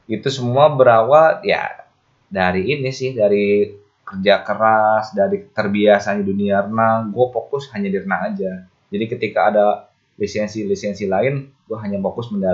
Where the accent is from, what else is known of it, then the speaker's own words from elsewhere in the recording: West Java, Indonesia; Walaupun gue aslinya Kabupaten Bogor, tapi gue megang PRSI Kabupaten Karawang sebagai koordinator wasit Jawa Barat.